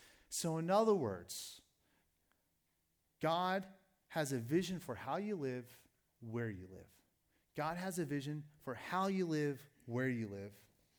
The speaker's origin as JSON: {"language": "English", "region": "Michigan", "country": "United States", "tie": "born there", "also_born_or_lived": "Iowa / Pennsylvania", "said": "I was born in one state. I was born in Michigan, and then from Michigan, we moved to Iowa, and then from Iowa, we moved to Western PA, and I've moved around within Western PA a number of times."}